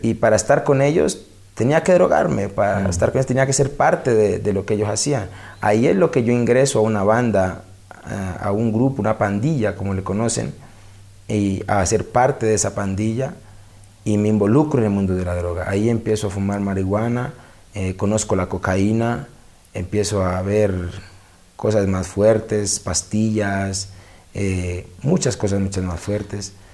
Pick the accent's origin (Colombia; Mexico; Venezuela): Colombia; Cali, Valle del Cauca; also born or lived in Cartago, Colombia; yo vivía en Cartago en ese tiempo, ya vuelta, mi mamá nos regresa de nuevo a Cali, salimos de Cali, pero volvimos y regresamos a Cali. Y, ahí regresamos al distrito de Agua